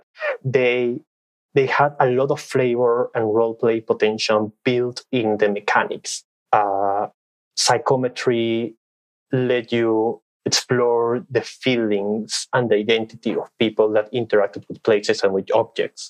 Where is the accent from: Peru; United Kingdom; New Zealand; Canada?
Peru; English is a second language; I'm from Peru. I was born and raised here.